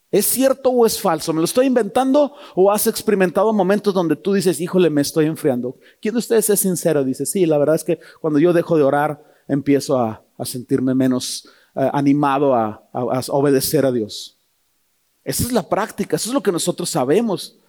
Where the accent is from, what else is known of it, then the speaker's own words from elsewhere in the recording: Toluca, State of Mexico, Mexico; yo soy de Toluca